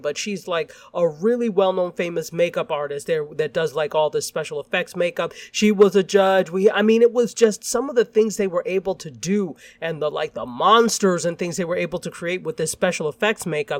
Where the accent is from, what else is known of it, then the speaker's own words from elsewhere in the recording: Ann Arbor, Michigan, United States; moved away; also born or lived in upstate New York; I am actually originally, before we moved to upstate New York, I'm from Ann Arbor, Michigan.